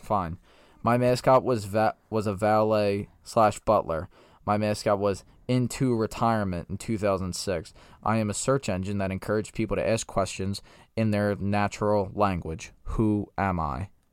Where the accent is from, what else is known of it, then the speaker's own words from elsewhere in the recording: United States; I'm American